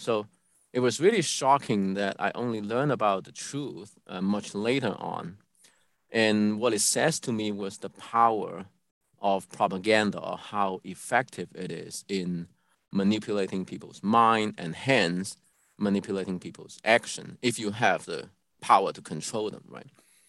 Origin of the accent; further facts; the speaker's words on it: Guangdong, China; moved away as an adult; also born or lived in Hong Kong; Guangdong, the province I grew up in.